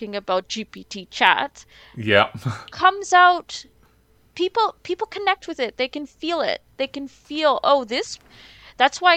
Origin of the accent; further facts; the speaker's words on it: Trinidad & Tobago; it feels like I'm Trinidadian